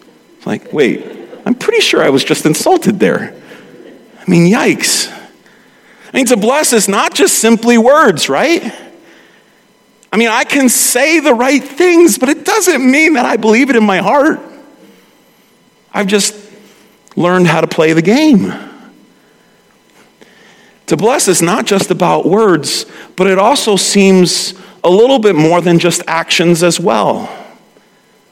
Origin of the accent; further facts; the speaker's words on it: New York City, New York, United States; accent: Brooklynese; moved away; I slip into Brooklynese